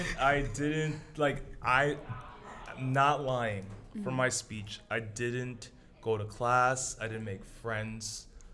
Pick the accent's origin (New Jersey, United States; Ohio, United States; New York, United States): New York, United States; New York City; now in Boston, United States; Grew up in Brooklyn, New York.